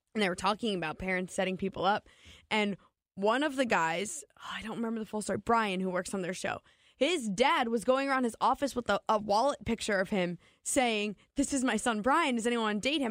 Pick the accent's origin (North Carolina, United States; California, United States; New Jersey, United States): New Jersey, United States; moved away; I'm from New Jersey.